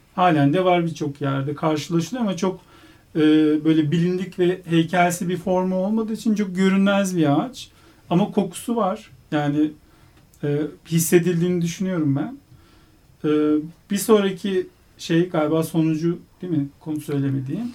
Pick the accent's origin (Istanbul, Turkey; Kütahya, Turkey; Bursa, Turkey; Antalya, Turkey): Istanbul, Turkey; moved away as an adult; also born or lived in Ankara; now in Izmir, Turkey; 2009 ee, Eylül'den beri İstanbul'da yaşamıyorum. İstanbulluyum